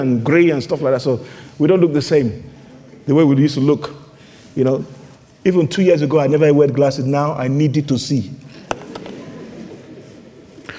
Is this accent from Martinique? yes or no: no; Nigeria; accent: Nigerian; now in London, United Kingdom; my Nigerian accent